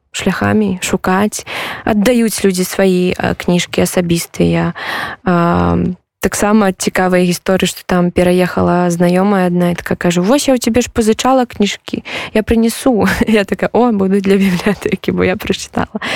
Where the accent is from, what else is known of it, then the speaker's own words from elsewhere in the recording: Belarus; now in Poland; мы беларусы